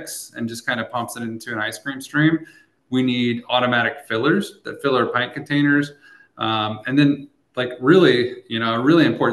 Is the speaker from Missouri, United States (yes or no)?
yes; Eldon, Missouri, United States; my hometown of Eldon, Missouri